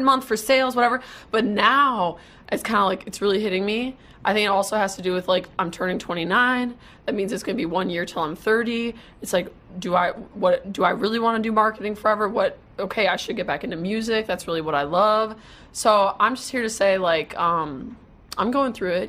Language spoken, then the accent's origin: English; Wisconsin, United States; now in Dallas, United States; since I'm from Wisconsin